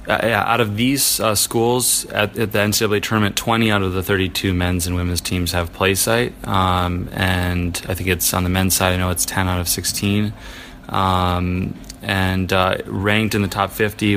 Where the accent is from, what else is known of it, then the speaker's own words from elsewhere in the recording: Milwaukee, Wisconsin, United States; I grew up in Milwaukee, Wisconsin, training out of there